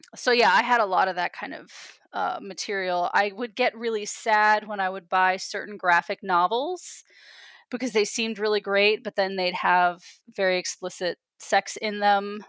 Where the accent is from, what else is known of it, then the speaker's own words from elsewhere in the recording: East Coast, United States; moved away; they knew that I was from the East Coast